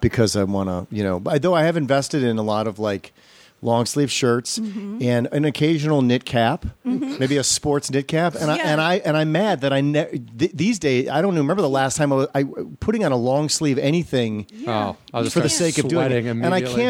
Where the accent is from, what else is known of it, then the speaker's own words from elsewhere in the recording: Wisconsin, United States; also born or lived in Glenview, Illinois; now in Los Angeles, United States; I grew up in Glenview. And then I moved to Wisconsin when I was 8, but I call it Illinois.